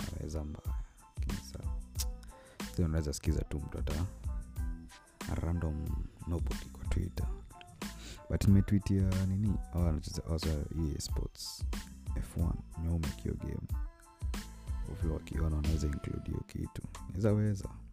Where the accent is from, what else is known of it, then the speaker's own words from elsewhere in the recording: Kenya; mi ni mkenya